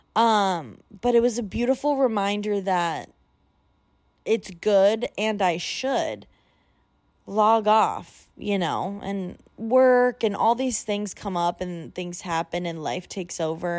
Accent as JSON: {"language": "English", "region": "Illinois", "country": "United States", "tie": "born or raised there", "moved": "as an adult", "lives_now": "Washington, D.C., United States", "said": "I grew up in Illinois, which is very flat."}